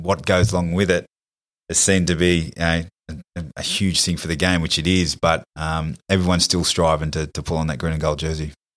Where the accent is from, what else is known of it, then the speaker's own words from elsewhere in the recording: New South Wales, Australia; we're from New South Wales